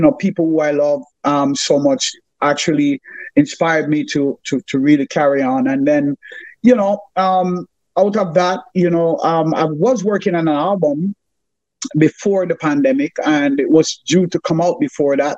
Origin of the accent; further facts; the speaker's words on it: Kingston, Jamaica; I grew up at 125 Spanish Stone Road, and I will be more specific. It is in Jamaica